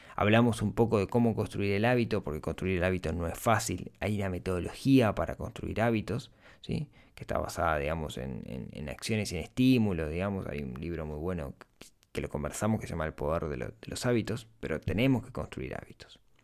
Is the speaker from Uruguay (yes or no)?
yes; Uruguay; La mayoría del público es de Uruguay, mi país natal